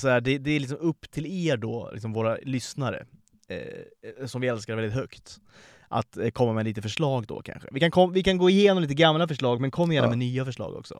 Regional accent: Sweden

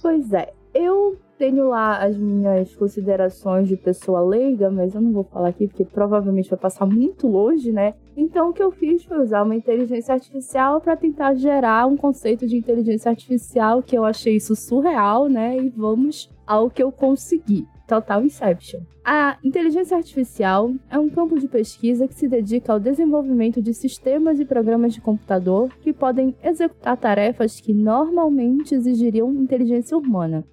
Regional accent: Brazil; sou brasileira

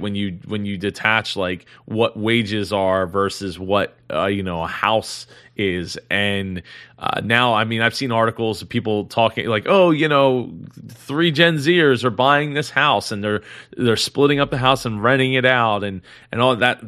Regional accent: Philadelphia, Pennsylvania, United States; I'm not from California, I'm from Philadelphia

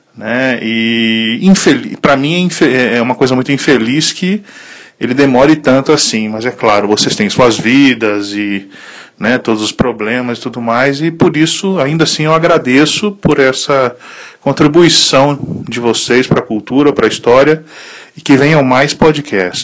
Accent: Italy; moved away as an adult; also born or lived in Brazil; now in Sobradinho, Brazil; eu sou nascido no Brasil, mas fui criado na Itália

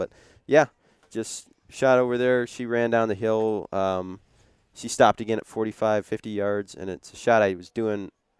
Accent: Idaho, United States; because I'm normally the type of guy growing up in the Northwest, and you've hunted where I grew up

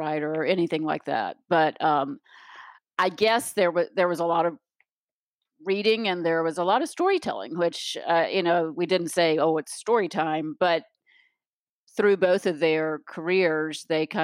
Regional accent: Raleigh, North Carolina, United States; moved away as an adult; also born or lived in Chapel Hill; now in Florida, United States; I grew up in Raleigh. My whole, till I was 18, went to Chapel Hill

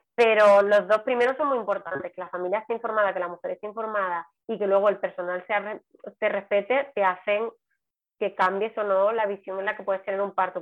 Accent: Seville, Andalusia, Spain; moved away as an adult; now in Palma de Mallorca, Spain; soy sevillana y vivo en Palma de Mallorca desde hace también pues 13 años

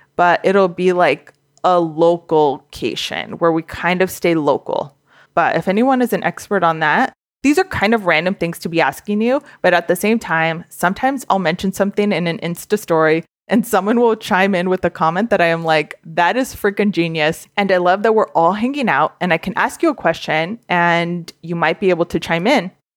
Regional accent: Southern California, United States; I grew up in SoCal

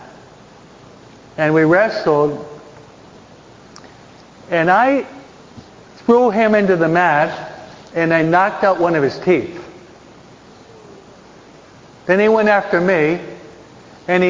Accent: East Coast, United States; now in California, United States; I'm from the East Coast

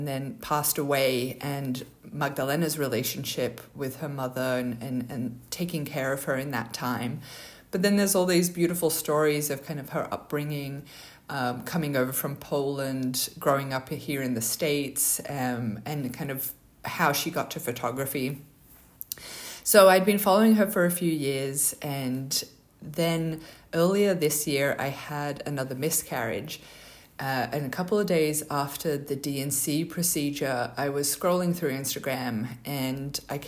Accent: Australia; You know, our names, obviously, our Polish background. I grew up in Australia, she grew up in America.

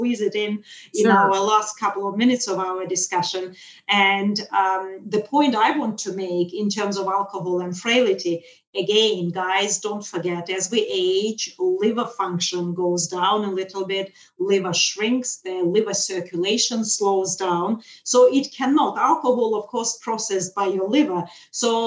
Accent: Russia; moved away; I'm originally from Russia

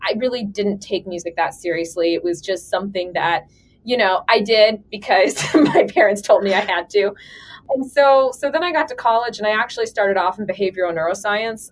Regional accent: Atlanta, Georgia, United States; moved away as an adult; also born or lived in Bloomington, Indiana; now in Columbus, United States; originally I'm from Atlanta

